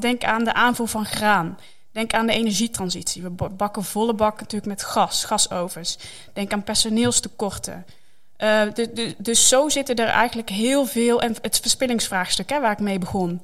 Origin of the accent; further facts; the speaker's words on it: Netherlands; wij als Nederlanders